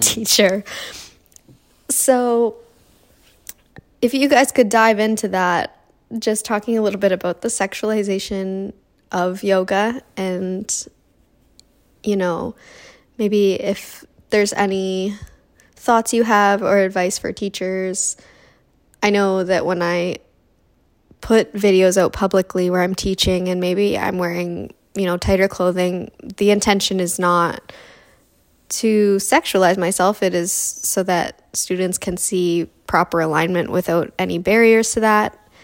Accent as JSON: {"language": "English", "country": "Canada", "moved": "yes", "lives_now": "United States", "said": "I'm originally from Canada and I now live in the States"}